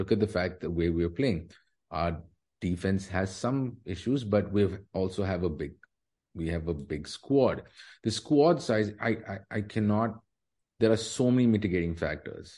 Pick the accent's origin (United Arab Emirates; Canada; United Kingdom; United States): United Arab Emirates; Dubai; I grew up in Dubai.